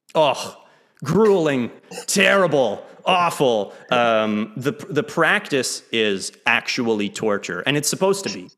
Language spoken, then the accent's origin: English; Lake Jackson, Texas, United States; moved away as an adult; also born or lived in Maine / Kuala Lumpur, Malaysia; I grew up in Lake Jackson, Texas, about an hour south of Houston. Uh, I moved there when I was six. I was originally born in Maine